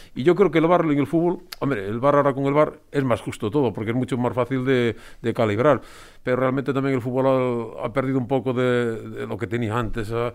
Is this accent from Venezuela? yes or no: no; Spain; soy de Covadonga, de Barrio Covadonga